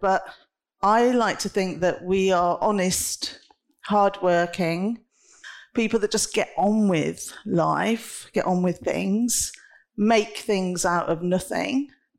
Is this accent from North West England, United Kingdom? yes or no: no; Coventry, West Midlands, United Kingdom; I'm a Midlander, I'm a Brummie, I'm a Coventrian, but I'm also a European, and I was going to be an American almost at one point.